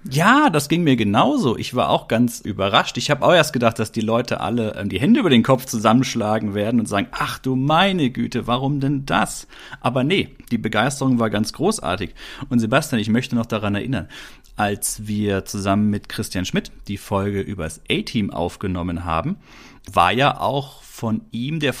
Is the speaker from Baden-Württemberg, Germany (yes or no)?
yes; Glottertal, Baden-Württemberg, Germany; Hier im wunderschönen Glottertal im Schwarzwald in Baden-Württemberg, meiner Heimat, naja, nicht ganz Schwarzwald.